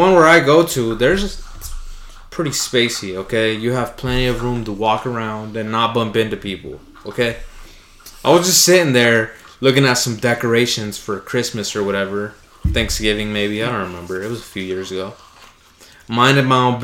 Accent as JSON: {"language": "English", "country": "United States", "said": "I might be brown, but I'm American."}